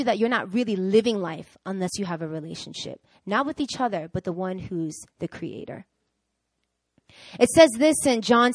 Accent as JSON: {"language": "English", "region": "New York", "country": "United States", "tie": "born or raised there", "moved": "as an adult", "lives_now": "South Korea", "said": "I'm born and raised in New York"}